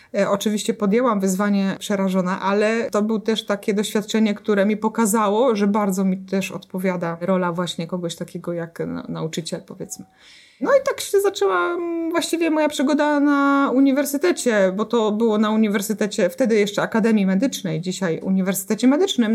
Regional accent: Jarocin, Greater Poland, Poland; w mojej miejscowości, w której e, się urodziłam, dorastałam, czyli w Jarocinie

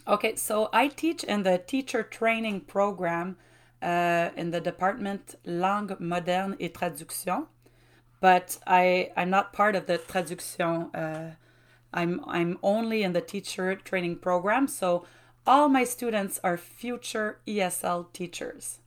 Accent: Shawinigan, Quebec, Canada; first language French; English is a second language; also born or lived in Trois-Rivières; I was born in Grand Mer. And this is where I grew up till, um, the age of nineteen

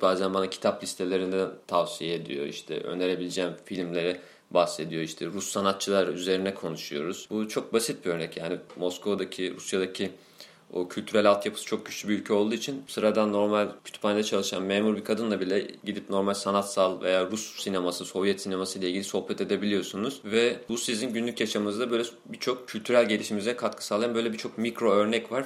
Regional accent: Turkey; moved away as an adult; now in Moscow, Russia; nerelisin muhabbetine geldiği zaman Türk'üm diyorum.

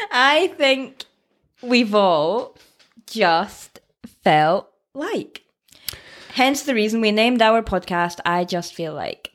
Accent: Scottish Borders, near Berwick-upon-Tweed, Scotland, United Kingdom; accent: Scottish; I am from Scotland. Can you tell by the accent? Originally from the Scottish borders, a little town near, uh, Berwick.

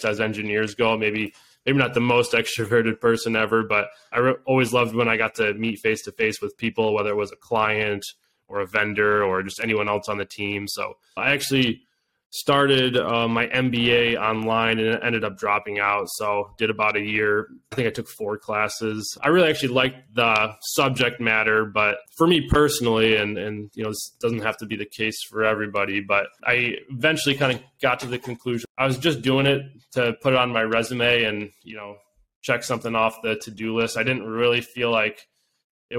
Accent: Grand Rapids, Michigan, United States; I'm originally from the Grand Rapids area on the west side

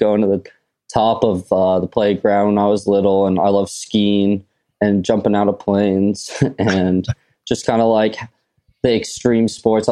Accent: California, United States; I'm from California

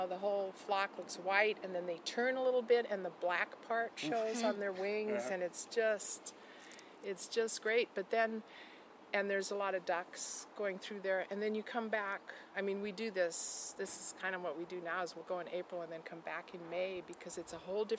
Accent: Portland, Oregon, United States; So I was born in Portland, and I've lived in Oregon all my life, even though I've worked in other places.

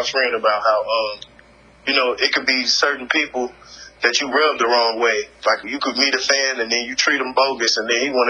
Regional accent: Chicago, Illinois, United States; In Chicago. {S0} Oh, nice. {S1} In my hometown.

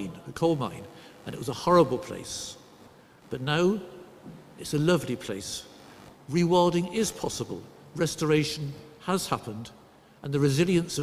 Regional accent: Somerset, South West England, United Kingdom; also born or lived in Derbyshire; now in Durham, United Kingdom; to stop you wondering about my accent throughout this sermon, I'll tell you that I grew up in Somerset.

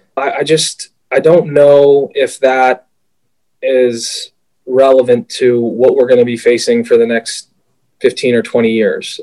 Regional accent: Pittsburgh, Pennsylvania, United States; I grew up in Pittsburgh.

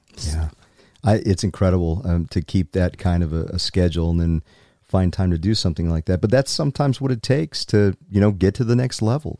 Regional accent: South Carolina, United States; now in Utah, United States; the people I grew up with in South Carolina

